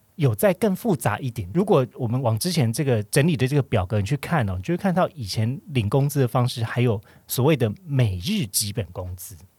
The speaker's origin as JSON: {"language": "Chinese", "region": "Kaohsiung", "country": "Taiwan", "moved": "yes", "said": "我是身为高雄人"}